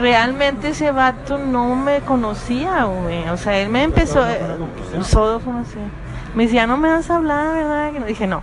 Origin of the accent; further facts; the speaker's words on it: Monterrey, Nuevo León, Mexico; accent: Regia; me dicen que yo tengo el acento más marcado de Regia